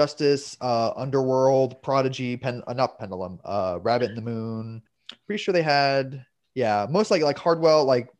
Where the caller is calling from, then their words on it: Orlando, Florida, United States; I am from Orlando, Florida.